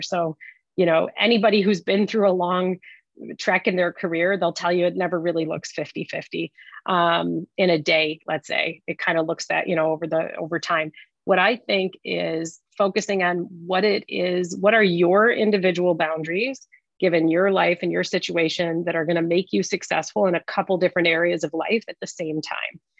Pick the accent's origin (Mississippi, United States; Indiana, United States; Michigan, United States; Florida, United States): Michigan, United States; Detroit; I'm a Detroit girl, so I was leaving the automotive industry